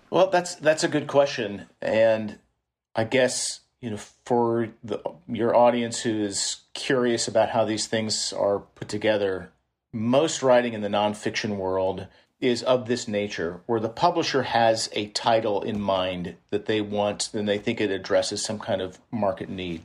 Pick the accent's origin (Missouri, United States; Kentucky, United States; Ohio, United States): Missouri, United States; Kansas City; moved away as an adult; now in San Francisco Bay Area, United States; I'm, I'm from Kansas City